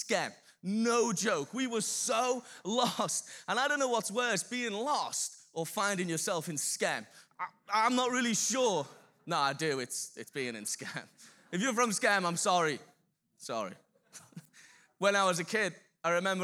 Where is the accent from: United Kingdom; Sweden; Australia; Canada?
United Kingdom; Birkenhead, North West England; I'm from Birkenhead.